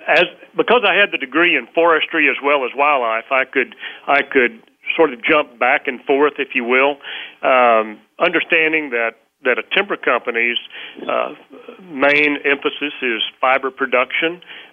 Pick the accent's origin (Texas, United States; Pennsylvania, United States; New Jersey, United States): Texas, United States; I did. I grew up in a rural setting